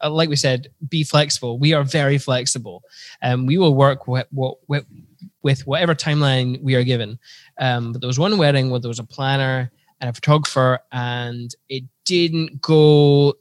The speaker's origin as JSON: {"language": "English", "region": "Scotland", "country": "United Kingdom", "said": "I'm full on Scottish."}